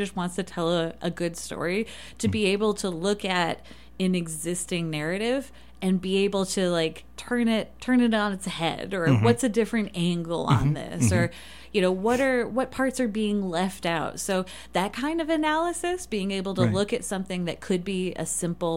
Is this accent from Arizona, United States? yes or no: no; Detroit, Michigan, United States; now in Moab, United States; I grew up in Detroit.